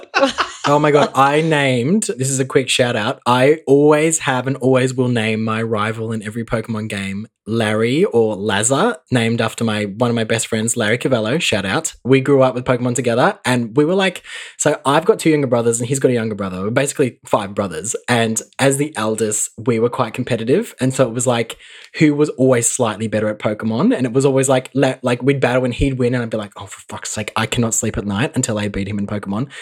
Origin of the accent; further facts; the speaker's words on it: Mildura, Victoria, Australia; growing up in Mildura, we didn't have Channel 10